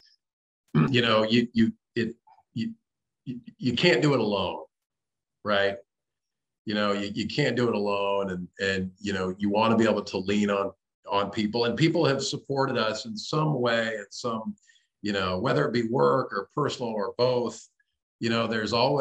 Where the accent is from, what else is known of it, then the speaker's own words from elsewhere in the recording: California, United States; moved away as an adult; now in Tennessee, United States; I grew up in California, and my family moved from California to Tennessee about a year and a half ago